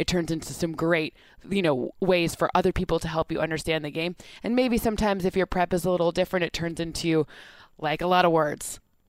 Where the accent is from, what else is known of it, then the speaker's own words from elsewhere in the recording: Michigan, United States; I'm from Michigan.